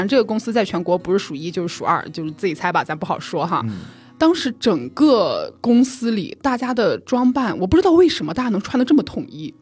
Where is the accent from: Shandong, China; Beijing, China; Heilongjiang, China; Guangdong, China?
Shandong, China; Jinan; moved away as an adult; now in Hangzhou, China; 济南在二零一九年之前，它是没有地铁的。嗯。而且二零一九年的时候，我都已经二十六岁了，对。都已经离开那里了